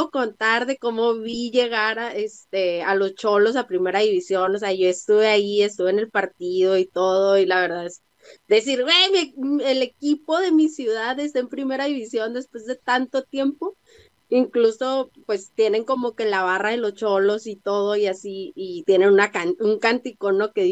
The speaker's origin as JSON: {"language": "Spanish", "town": "Tijuana", "region": "Baja California", "country": "Mexico", "said": "soy de Tijuana."}